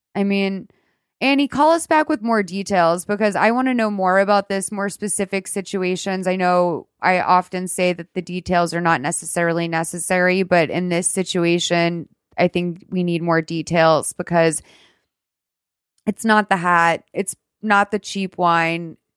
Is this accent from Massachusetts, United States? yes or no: yes; Lexington, Massachusetts, United States; also born or lived in Marshfield, Massachusetts; I grew up in Lexington, but I spent my summers in Marshfield